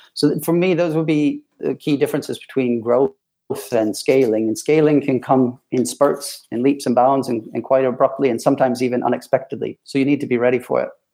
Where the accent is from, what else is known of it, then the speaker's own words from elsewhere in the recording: Ann Arbor, Michigan, United States; moved away as an adult; now in United Kingdom; American born, uh, born and raised in Ann Arbor, Michigan